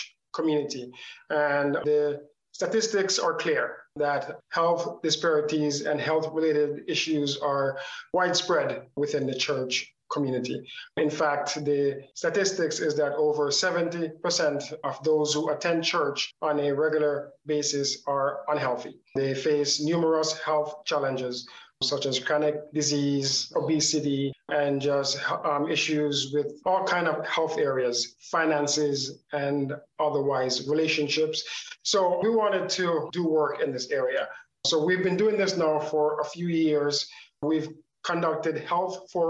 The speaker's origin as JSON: {"language": "English", "country": "Canada", "tie": "born or raised there", "also_born_or_lived": "Jamaica", "moved": "yes", "lives_now": "Howard County, United States", "said": "I was born in Jamaica. I grew up in Canada."}